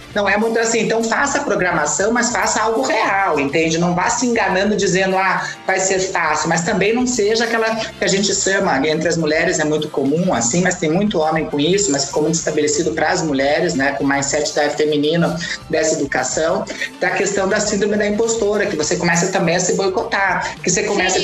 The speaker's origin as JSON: {"language": "Portuguese", "country": "Brazil", "said": "a minha terra, que é Paraná e Santa Catarina"}